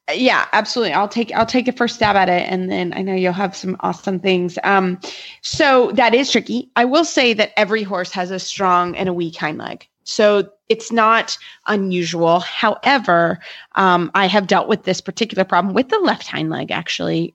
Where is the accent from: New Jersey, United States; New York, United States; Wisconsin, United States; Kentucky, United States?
Kentucky, United States; also born or lived in Florida; I'm from Kentucky